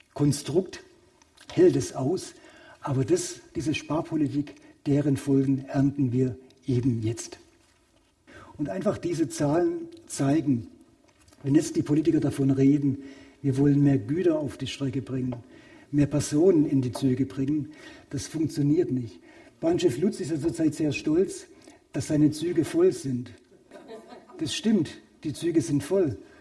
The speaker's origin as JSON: {"language": "German", "town": "Königsbronn", "region": "Baden-Württemberg", "country": "Germany", "tie": "born or raised there", "moved": "yes", "said": "von meinem Heimatort Königsbronn nach Hamburg"}